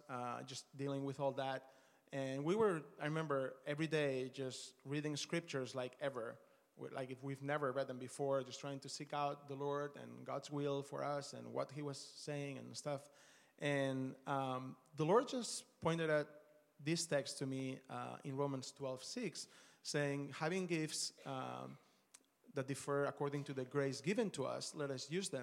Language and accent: English; Barcelona, Catalonia, Spain; moved away as an adult; also born or lived in Australia / Dallas, United States; we're originally from Barcelona. My wife and I met there my last year of med school